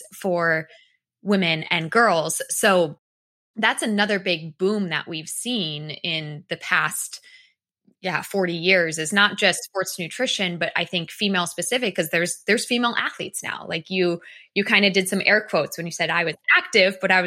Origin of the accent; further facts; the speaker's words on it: Massachusetts, United States; moved away; I'm also originally from Massachusetts, which is, you know, where you are